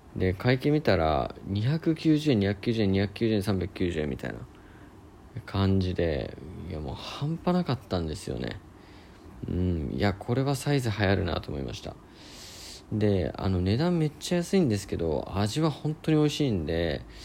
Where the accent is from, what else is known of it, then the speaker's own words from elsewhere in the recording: Niigata, Japan; moved away as an adult; now in Sendai, Japan; 僕はえっともともと出身は新潟の方だったんですけども、えー、まあ、大学入るためにま仙台に来て